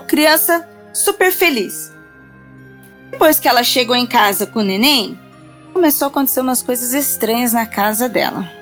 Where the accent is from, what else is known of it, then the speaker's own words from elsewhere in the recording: Registro, São Paulo, Brazil; now in São Paulo, Brazil; Eu sou eu sou do interior. Eu estou hoje em São Paulo, mas eu sou do interior. Eu sou da cidade de Registro